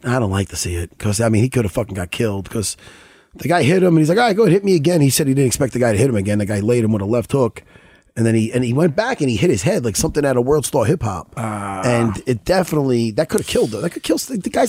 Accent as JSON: {"language": "English", "area": "Long Island", "region": "New York", "country": "United States", "said": "we're from Long Island, New York."}